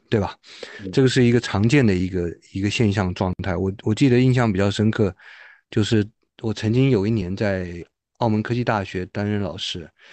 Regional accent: Taiwan; moved away as an adult; now in Beijing, China; 我是，呃，来自于台湾的台湾同胞嗯。是在两千零三年，就距今二十年前，来到北京了。所以我现，现在也是一个老北京了。毕业之后呢，呃，我在北京其实是来读博士的。然后我在清华美术学院念了博士

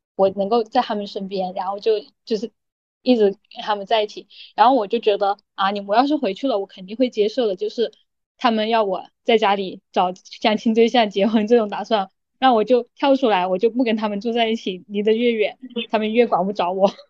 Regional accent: Hunan, China; moved away as an adult; also born or lived in Guangdong; 我就去广东，因为我是湖南人，我就去广东上班嘛

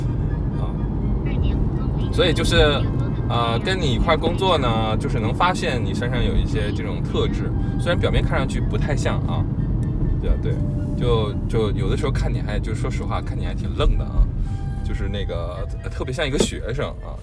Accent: Northeast China, China; now in Beijing, China; 比如说我是东北人，我就不太喜欢我家乡很地道的东北话，我就觉得有点土

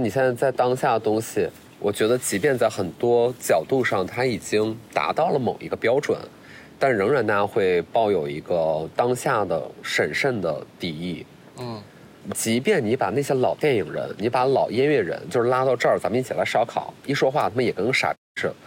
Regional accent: Qiqihar, Heilongjiang, China; moved away; 我会很贪恋我自己东北人的身份

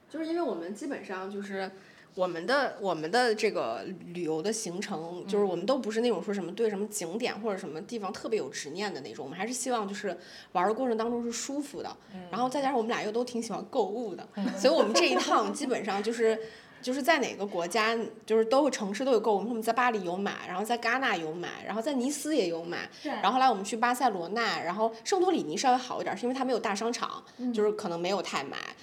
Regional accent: China; 然后我觉得就作为中国人，我看的那几部片子，我就会觉得有点落寞。就想说我们中国的片子

